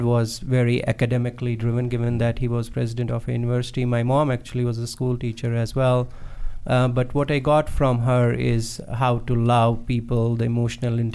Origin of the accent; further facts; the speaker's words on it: Jammu and Kashmir, India; moved away; I am from India, specifically from northern India, Kashmir.